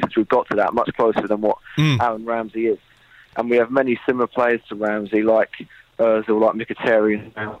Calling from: Worthing, South East England, United Kingdom; I'm calling from a small town called Worthing near Brighton.

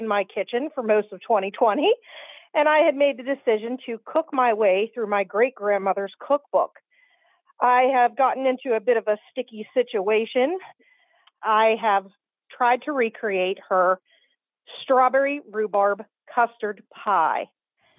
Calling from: Toronto, Ohio, United States; I'm calling from Toronto, Ohio.

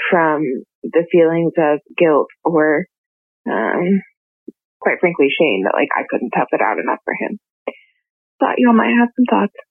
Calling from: Texas, United States; I'm calling from Texas.

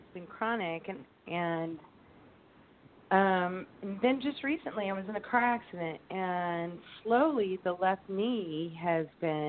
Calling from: Indianapolis, Indiana, United States; I'm calling from Indianapolis.

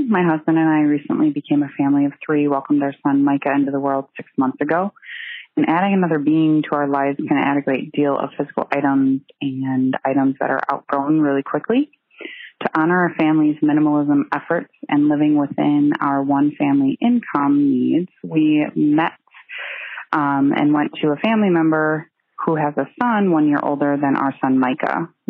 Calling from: Sheboygan, Wisconsin, United States; I'm calling from Sheboygan, Wisconsin.

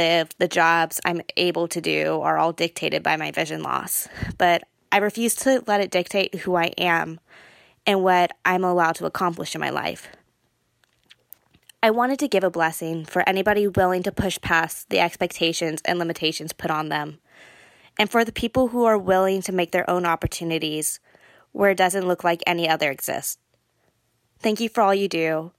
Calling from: Cupertino, California, United States; I am from Cupertino, California.

